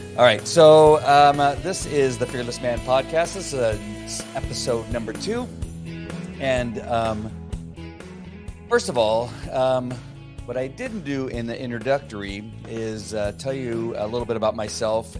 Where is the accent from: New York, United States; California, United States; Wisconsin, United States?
California, United States; La Mirada; I grew up in La Mirada, California. So I'm a native Californian